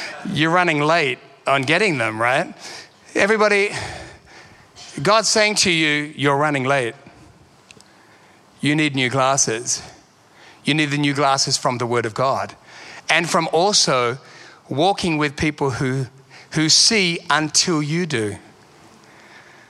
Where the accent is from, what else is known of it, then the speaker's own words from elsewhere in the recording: Sydney, New South Wales, Australia; moved away as an adult; also born or lived in London; now in Perth, Australia; I'm from Sydney